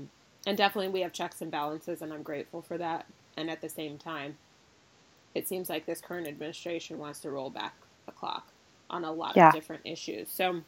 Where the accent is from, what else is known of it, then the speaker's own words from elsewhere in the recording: United States; because I'm 100% Nigerian, if you want to really get technical, I'm probably more accurately described as Nigerian-American because I was born in the U.S. to Nigerian-born parents.